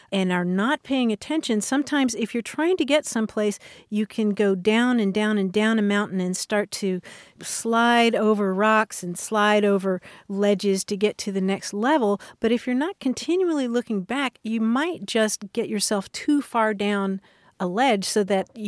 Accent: Kentucky, United States; moved away; growing up in Kentucky

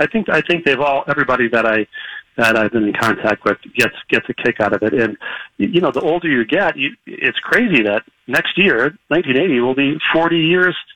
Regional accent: Bloomington, Minnesota, United States; moved away as an adult; I've written two whole books about growing up in Bloomington

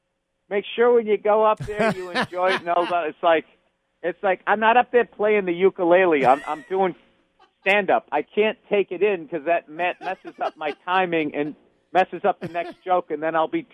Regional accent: Massachusetts, United States; I'm from Massachusetts

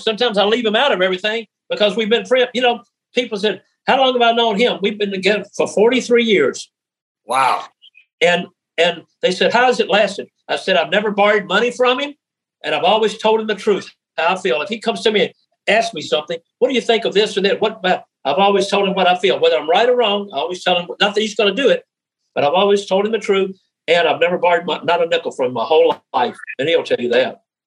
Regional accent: Memphis, Tennessee, United States; moved away as an adult; I came from Memphis, Tennessee.

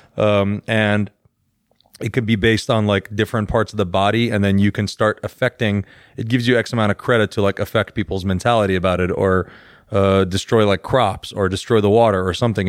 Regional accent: Iran; I'm Iranian.

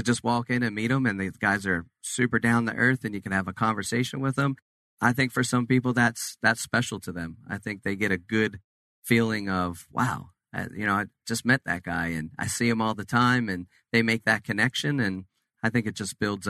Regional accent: Cape May, New Jersey, United States; We're originally from Cape May, New Jersey, and so we fished all the big money tournaments and everything over the years. But when we moved to Florida

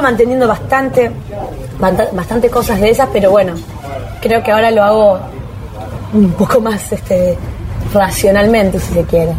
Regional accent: Arequito, Santa Fe, Argentina; llego a Arequito, que es un pueblo, un pueblo, se podría decir frío, no, no crítica porque yo amo a mi pueblo

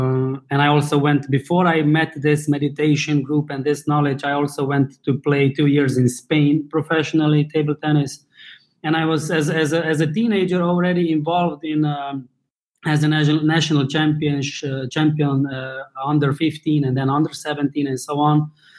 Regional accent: Slovenia; In Slovenia as well. That's former Yugoslavia in not as Balkans. We are neighbors with Italy, Austria, Hungary, Croatia.

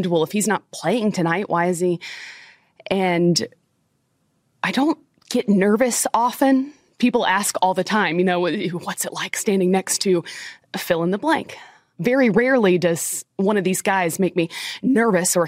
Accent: Florida, United States; I grew up in Florida

